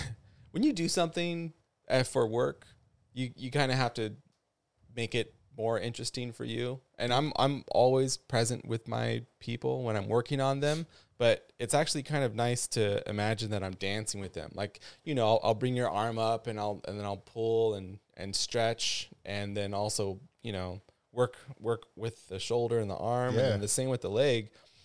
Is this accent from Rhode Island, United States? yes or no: no; Ventura, California, United States; also born or lived in Ojai, California / Venice, California / Hawaii; I was born in Ojai. Okay. Raised in Ventura off of the avenue. Lived all up and down the avenue, midtown.